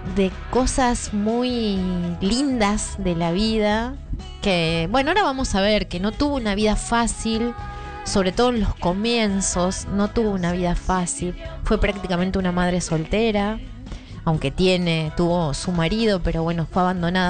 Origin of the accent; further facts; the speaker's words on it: Marcos Paz, Buenos Aires Province, Argentina; moved away; yo me fui a mi pueblo natal.